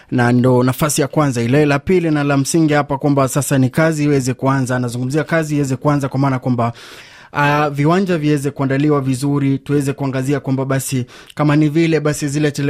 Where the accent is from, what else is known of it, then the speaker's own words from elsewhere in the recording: Tanzania; Nimelipokea kwa furaha nikiwa kama Mtanzania.